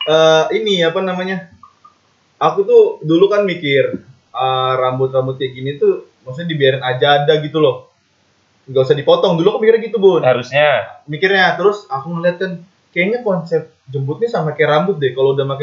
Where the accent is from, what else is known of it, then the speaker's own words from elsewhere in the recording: Klaten, Central Java, Indonesia; Di daerahku dulu, Hah? di di Klaten ya. Iya. Masih ada yang pakai daun eh daun lagi